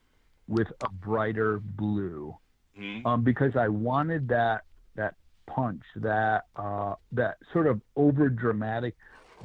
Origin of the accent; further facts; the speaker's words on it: Clinton, Iowa, United States; moved away as an adult; also born or lived in California / Colorado; Clinton, Iowa, right on the Mississippi River, right next to it